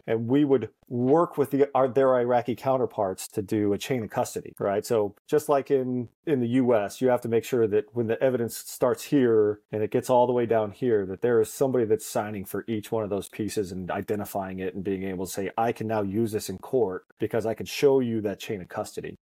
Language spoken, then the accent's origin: English; Cottonwood, Arizona, United States; also born or lived in Boston; grew up in the thriving metropolis of Cottonwood, Arizona